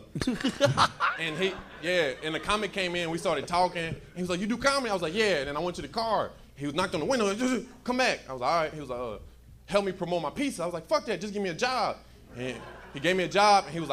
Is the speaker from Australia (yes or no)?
no; Winston-Salem, North Carolina, United States; moved away as an adult; now in Los Angeles, United States; I'm from Winston-Salem.